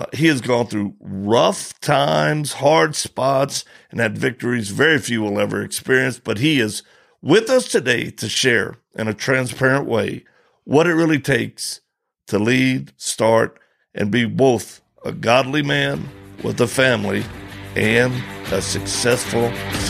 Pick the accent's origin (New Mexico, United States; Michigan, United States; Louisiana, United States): Louisiana, United States; Cajun; I'm a Cajun